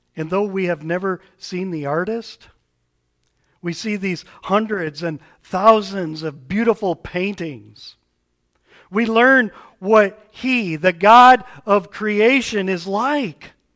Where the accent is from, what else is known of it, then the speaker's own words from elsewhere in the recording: United States; As American Westerners